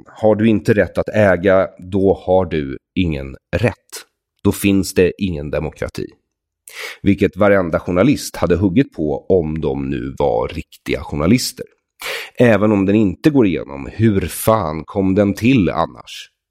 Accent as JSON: {"language": "Swedish", "country": "Sweden", "said": "vi svenskar"}